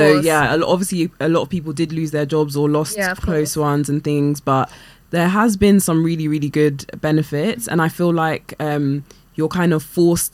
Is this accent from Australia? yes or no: no; Ghana; So I'm from the Fanti, well, the Akan tribe, but particularly Fanti. So we speak Fanti.